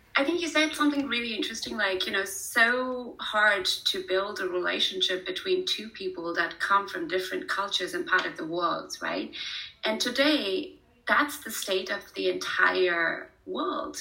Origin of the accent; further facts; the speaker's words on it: Pune, Maharashtra, India; moved away as an adult; also born or lived in Kanpur, India / Mumbai, India; now in Germany; I was born in Kanpur, which is a very small town, uh, okay. uh, literally very rural. Um, and then I was raised in Pune